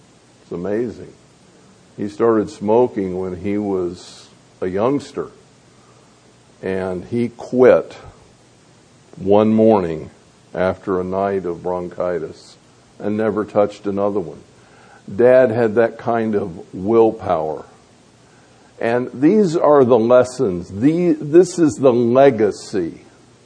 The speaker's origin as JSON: {"language": "English", "town": "Tampa", "region": "Florida", "country": "United States", "tie": "born or raised there", "said": "the home that I grew up in over in Tampa"}